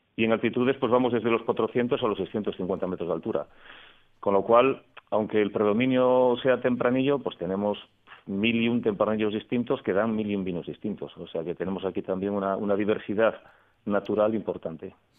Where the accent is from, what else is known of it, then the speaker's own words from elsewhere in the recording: Cambados, Galicia, Spain; moved away; yo soy gallego, soy de, Cambados, en Pontevedra